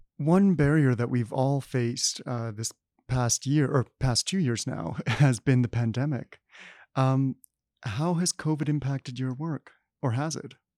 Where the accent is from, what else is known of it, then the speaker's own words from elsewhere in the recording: Manitoba, Canada; Summerfieldbrook, Manitoba. Um, I grew up there.